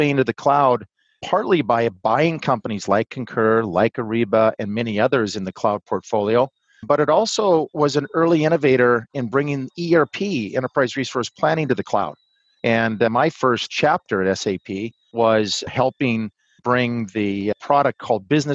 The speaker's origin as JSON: {"language": "English", "region": "Montana", "country": "United States", "said": "I'm originally from Montana"}